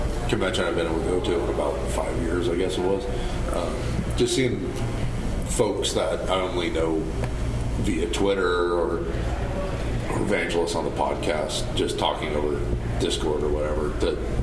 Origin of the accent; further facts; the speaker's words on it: Northern California, United States; from Northern California